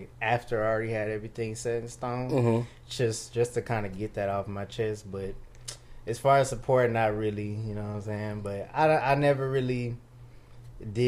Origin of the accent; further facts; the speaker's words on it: Houston, Texas, United States; Houston born and raised